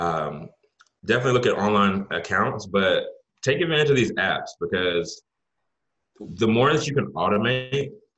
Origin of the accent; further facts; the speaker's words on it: Jamaica; I'm Jamaican